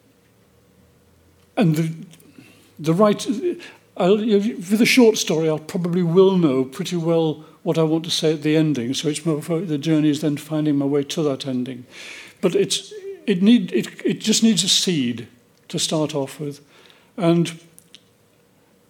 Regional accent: New Zealand; I feel it as a New Zealander.

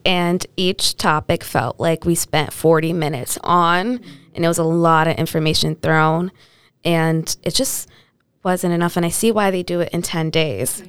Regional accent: New Britain, Connecticut, United States; I'm grew up in, I'm growing up in New Britain on the East Side

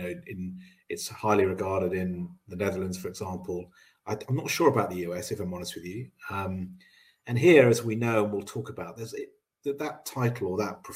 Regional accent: Cambridge, East of England, United Kingdom; I grew up in Cambridge

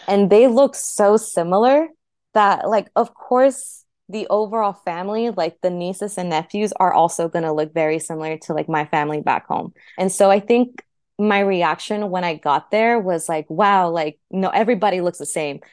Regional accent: Phoenix, Arizona, United States; moved away as an adult; also born or lived in Turícuaro, Michoacán, Mexico; now in Los Angeles, United States; in Phoenix, that's where I was raised up un-, up until that point, nine months to, in my twenties. I would say Phoenix is kind of my hometown. It's where I grew up

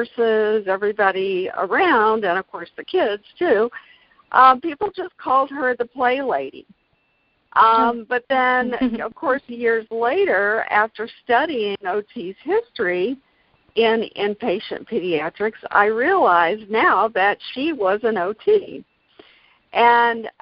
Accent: Gainesville, Florida, United States; also born or lived in Jacksonville, Florida; grew up in the Gainesville area

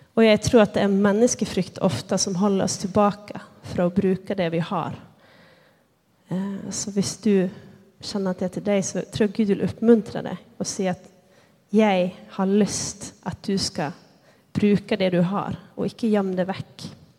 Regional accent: Lycksele, Västerbotten County, Sweden; moved away as an adult; now in Bergen, Norway; jag är född och uppväxt i Sverige, i Nordsverige, närmare bestämt Lycksele

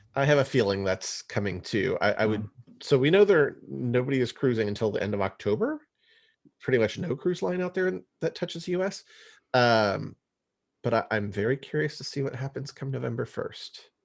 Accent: O'Fallon, Missouri, United States; moved away; I actually graduated high school over there in O'Fallon, Missouri

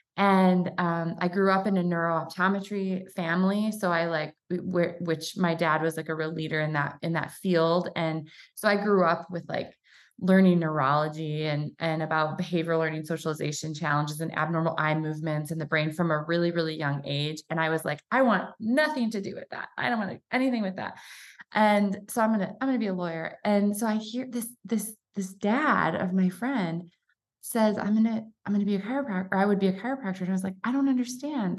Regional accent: Michigan, United States; moved away as an adult; now in Coeur d'Alene, United States; I'm from Michigan

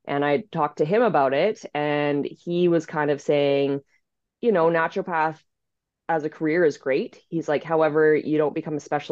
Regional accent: Calgary, Alberta, Canada; moved away as an adult; now in Victoria, Canada; I'm from Calgary. So okay. I grew up in the big city.

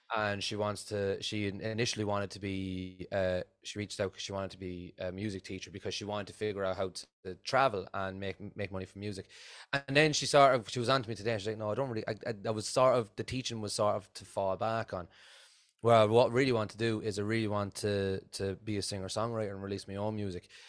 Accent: Offaly, Leinster, Ireland; I'm, I'm from Offaly in, in Ireland

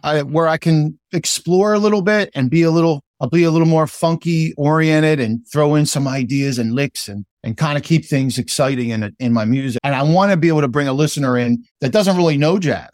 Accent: New Jersey, United States; also born or lived in Philadelphia; I consider myself a South Jerseyan, but I'm also a Philadelphian

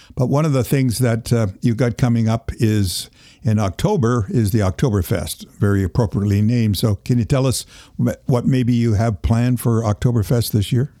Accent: Toronto, Ontario, Canada; moved away; I was born in Toronto as well

